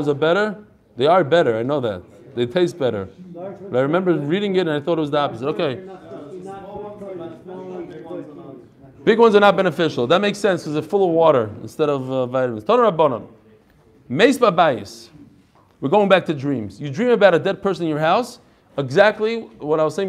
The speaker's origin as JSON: {"language": "English", "region": "New York", "country": "United States", "moved": "yes", "said": "I come from New York"}